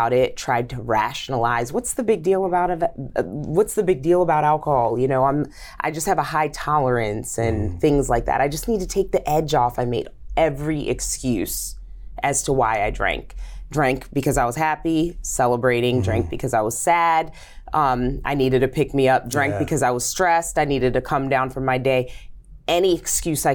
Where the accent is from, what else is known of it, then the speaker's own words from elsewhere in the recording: Zambia; now in United States; I'm African, born in Zambia. My mom's Zambian, and my dad is Caucasian American